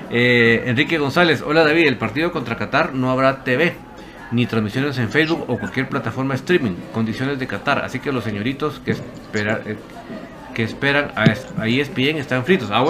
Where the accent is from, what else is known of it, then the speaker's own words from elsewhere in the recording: Quetzaltenango, Guatemala; born there; Nací en Chela pero toda mi vida he sido algo.